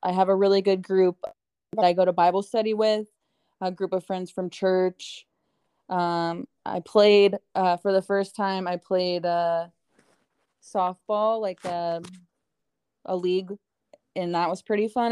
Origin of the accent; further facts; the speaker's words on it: Ohio, United States; now in Tempe, United States; growing up in Ohio, growing up with snow